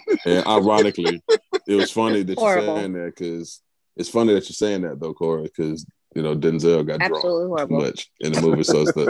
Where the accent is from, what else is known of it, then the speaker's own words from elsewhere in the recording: Alabama, United States; I'm from Alabama.